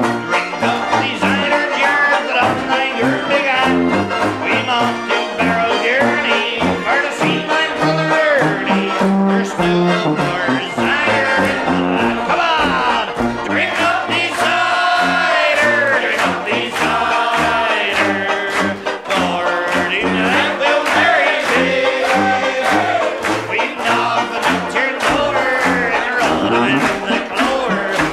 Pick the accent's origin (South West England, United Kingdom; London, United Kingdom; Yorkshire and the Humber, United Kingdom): South West England, United Kingdom; the West Country; I'm from the Southwest country